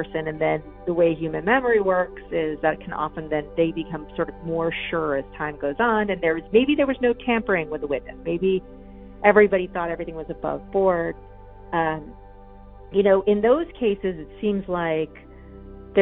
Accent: upstate New York, United States; my hometown. It's in upstate New York. It's a really small town.

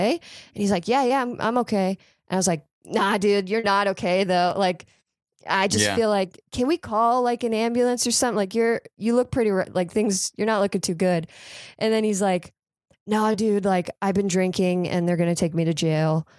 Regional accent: near Palm Beach, South Florida, United States; moved away; I'm originally from South Florida

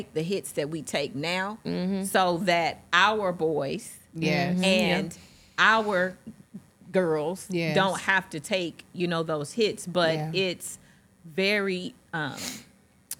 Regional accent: East St. Louis, Illinois, United States; growing up in East St.

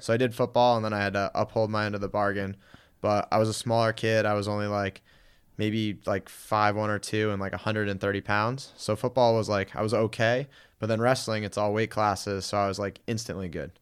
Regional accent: Guilford, Connecticut, United States; moved away as an adult; also born or lived in Springfield, Massachusetts; now in Los Angeles, United States; I grew up in Connecticut in the New Haven area, um, town called Guilford.

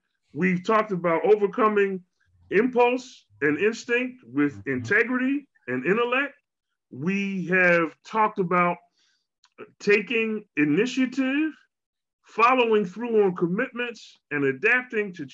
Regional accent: Philadelphia, Pennsylvania, United States; now in Walla Walla, United States; I am from Philly.

